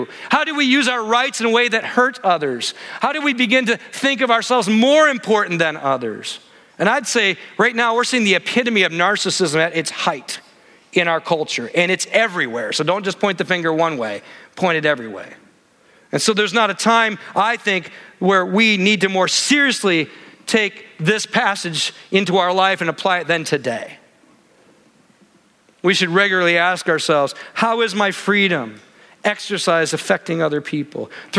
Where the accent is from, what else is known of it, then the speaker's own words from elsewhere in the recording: Midwest, United States; The place I grew up in the Midwest, it was like Christians couldn't drink, couldn't dance, couldn't go to movies